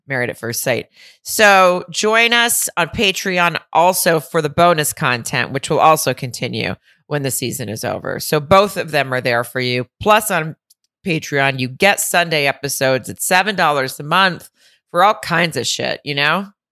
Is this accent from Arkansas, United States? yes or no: yes; Arkansas, United States; I'm from Arkansas